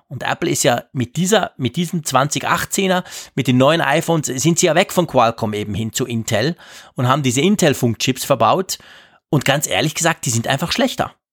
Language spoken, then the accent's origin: German; Switzerland; als Schweizer